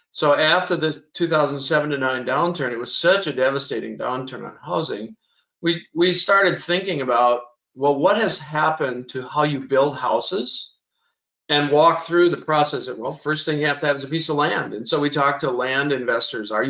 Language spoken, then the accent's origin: English; Scotland, United Kingdom; I'm a Scotsman. I like a good good debate, uh, so I decided to become an economist having grown up in a farm